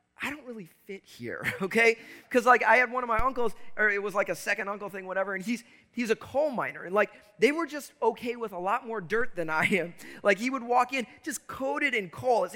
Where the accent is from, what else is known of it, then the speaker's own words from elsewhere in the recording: Chicago, Illinois, United States; I grew up in Chicago.